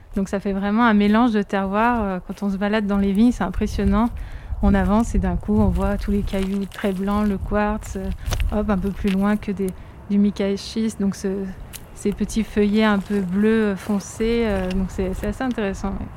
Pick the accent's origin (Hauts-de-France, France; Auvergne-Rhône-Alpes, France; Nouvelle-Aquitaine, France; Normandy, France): Auvergne-Rhône-Alpes, France; Seyssuel; j'ai grandi à Sessuel. Je suis vraiment euh, originaire du village.